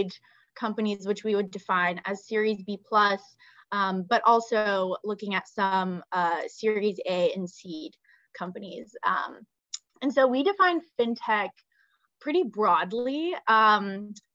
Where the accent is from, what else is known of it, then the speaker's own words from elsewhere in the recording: Texas, United States; moved away as an adult; also born or lived in Bulgaria / Los Angeles; now in New York, United States; I grew up and went to school in Texas